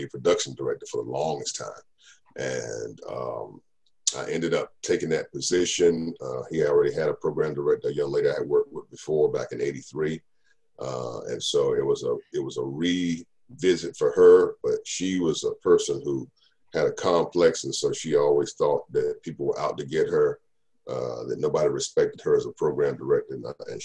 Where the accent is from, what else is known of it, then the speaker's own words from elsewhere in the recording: Raleigh, North Carolina, United States; I grew up in the Raleigh-Durham market